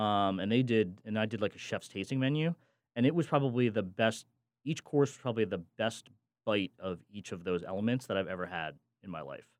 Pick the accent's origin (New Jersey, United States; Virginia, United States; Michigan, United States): New Jersey, United States; I grew up in the Central Jersey area